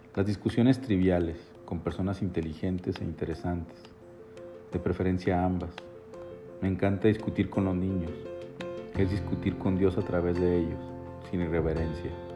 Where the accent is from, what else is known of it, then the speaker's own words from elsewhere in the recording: Chihuahua, Mexico; mi tierra, Chihuahua